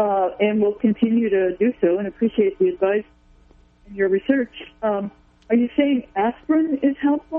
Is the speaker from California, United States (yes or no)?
yes; Arcata, California, United States; I'm from Arcata.